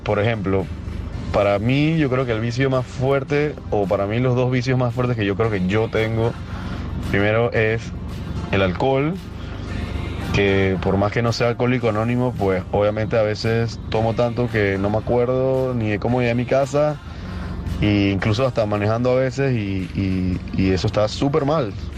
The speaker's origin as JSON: {"language": "Spanish", "country": "Panama", "said": "soy de Panamá."}